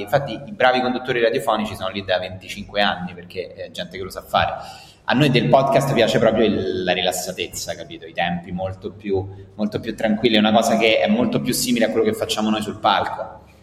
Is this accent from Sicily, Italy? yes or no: no; Rome, Lazio, Italy; nato e cresciuto a Roma, poi Roma ti manca. Nonostante eh, tutto, eh, sì, nonostante siamo una città devastata